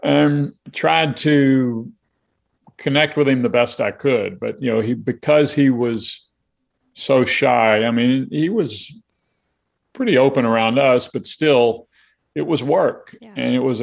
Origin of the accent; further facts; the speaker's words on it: Alabama, United States; I grew up in Alabama